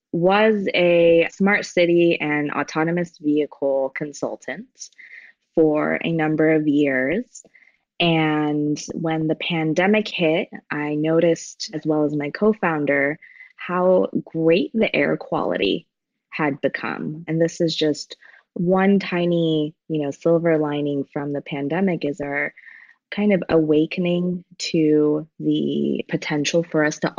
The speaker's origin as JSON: {"language": "English", "town": "San Diego", "region": "California", "country": "United States", "tie": "born or raised there", "also_born_or_lived": "Iran / Colorado", "said": "I was born in Iran. We moved to Colorado. I was raised predominantly in San Diego, moved to Northern California, came down to Southern California, moved back to Northern California."}